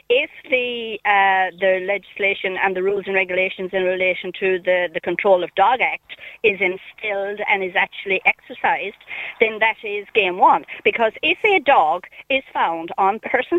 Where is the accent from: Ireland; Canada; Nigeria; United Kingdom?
Ireland; we, as people in rural Ireland